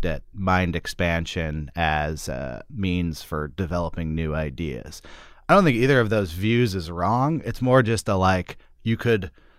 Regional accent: Berkeley, California, United States; Whereas for me, I'm from Berkeley, California.

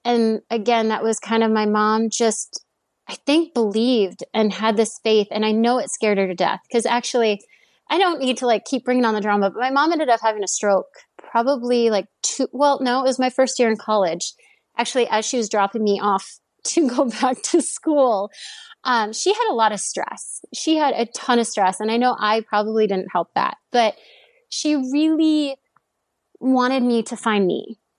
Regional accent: Stillwater, Minnesota, United States; I grew up in the Twin Cities area or the suburb of, um, Twin Cities in Minnesota

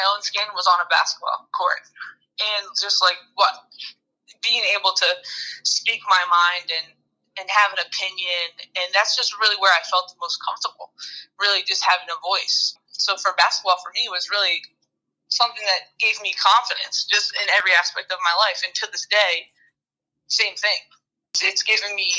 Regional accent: New Jersey, United States; I grew up in New Jersey

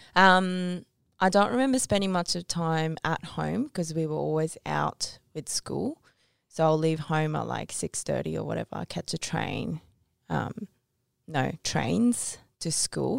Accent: Tokyo, Japan; I was born in Tokyo

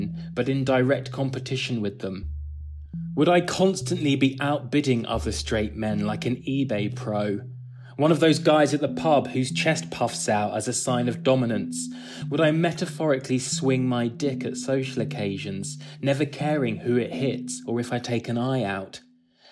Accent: England, United Kingdom

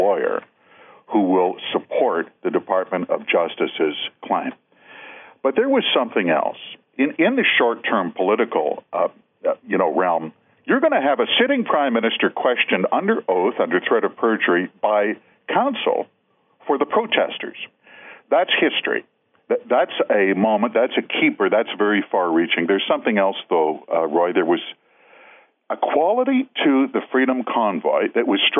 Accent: Manitoba, Canada; I'm from Manitoba, so we are economical with our language

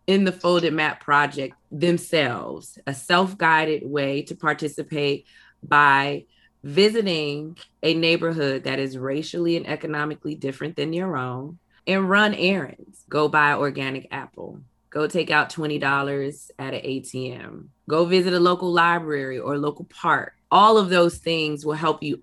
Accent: Inglewood, California, United States; I'm from Inglewood. I live in Inglewood

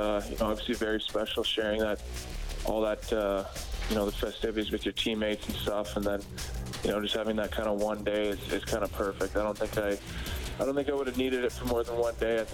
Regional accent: White City, Saskatchewan, Canada; I just went back to White City, my hometown

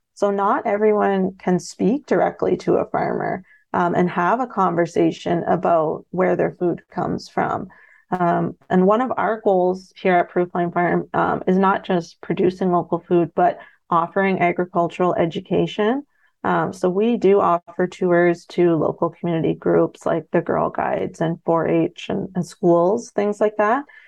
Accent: London, Ontario, Canada; also born or lived in Middlesex Centre, Ontario; I grew up in London, Ontario, in the suburbs.

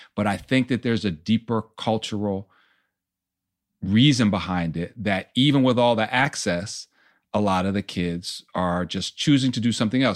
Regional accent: Poughkeepsie, New York, United States; I grew up in Poughkeepsie, New York, about an hour and a half

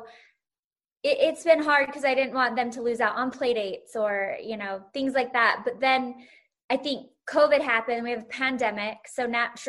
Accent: Salt Lake City, Utah, United States; my hometown is now on the map of the Bravo world

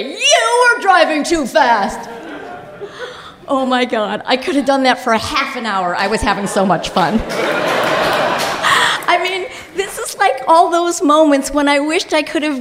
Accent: Highland Park, Illinois, United States; I grew up in Highland Park, Illinois, an all-Jewish suburb

